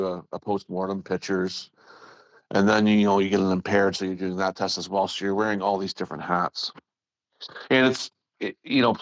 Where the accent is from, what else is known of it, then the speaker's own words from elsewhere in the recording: near Toronto, Ontario, Canada; I'm from here